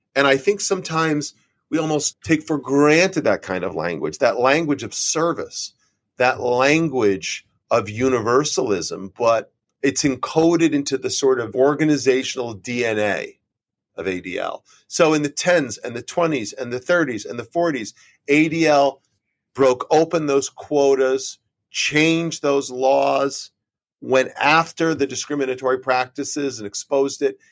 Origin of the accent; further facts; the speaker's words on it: Trumbull, Connecticut, United States; also born or lived in New Haven, Connecticut; I was born in New Haven, Connecticut, and raised in Trumbull, which is a little town between New Haven and Bridgeport